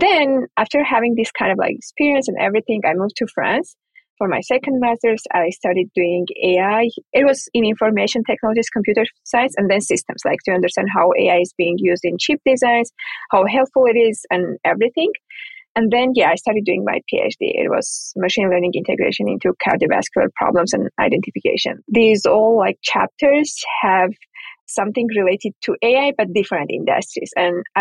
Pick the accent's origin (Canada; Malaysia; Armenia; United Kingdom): Armenia; moved away; I'm from Armenia originally.